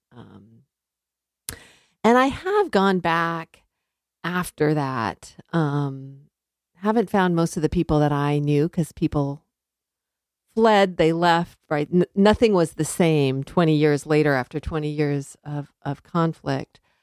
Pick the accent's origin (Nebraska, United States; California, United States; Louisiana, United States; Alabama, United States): California, United States; Southern; moved away as an adult; also born or lived in Missouri / Connecticut / Liberia / Arkansas; I grew up in Southern California